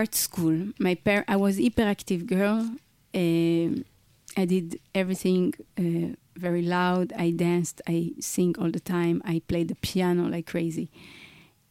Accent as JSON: {"language": "English", "town": "Tel Aviv", "region": "Tel Aviv District", "country": "Israel", "tie": "born or raised there", "said": "I was born in Tel Aviv"}